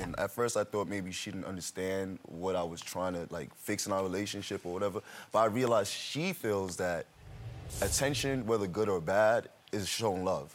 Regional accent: New York, United States; moved away as an adult; also born or lived in Miami; I'm originally from New York, so um, I moved to Miami

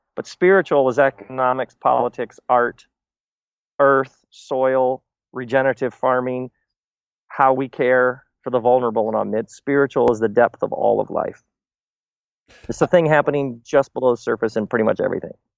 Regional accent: Michigan, United States; born or raised there

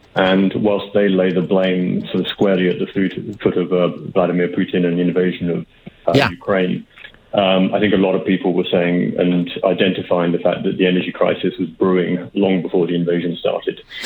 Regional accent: United Kingdom; accent: British; now in Canada; you can probably tell from my accent, I'm, I'm British

